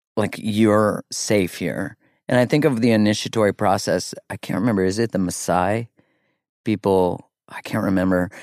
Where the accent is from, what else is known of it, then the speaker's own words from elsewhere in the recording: Canada; I'm Canadian